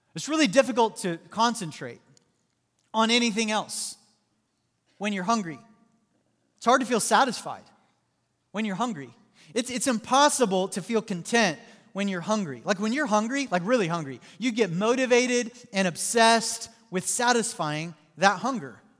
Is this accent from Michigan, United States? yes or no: no; Southwest Missouri, United States; moved away; I grew up in Southwest Missouri